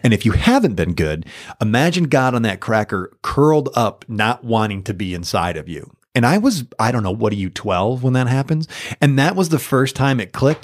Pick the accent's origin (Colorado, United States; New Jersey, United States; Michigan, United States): Michigan, United States; I'm from Michigan, and I'm kind of a homer